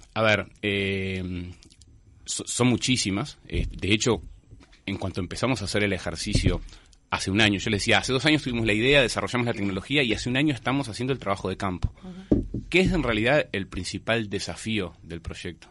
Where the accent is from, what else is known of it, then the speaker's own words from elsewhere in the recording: Montevideo, Uruguay; como montevideanos